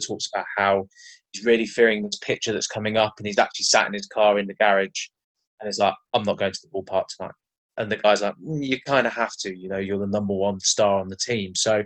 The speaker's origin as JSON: {"language": "English", "area": "Cornwall", "region": "South West England", "country": "United Kingdom", "moved": "yes", "lives_now": "London, United Kingdom", "said": "currently living in London, originally from Cornwall"}